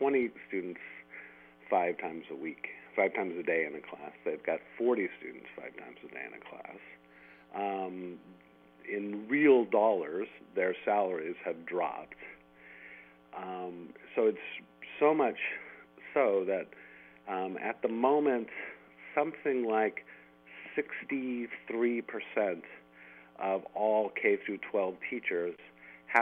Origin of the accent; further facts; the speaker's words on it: San Jose, California, United States; a kid growing up in San Jose and, you know, in the 1970s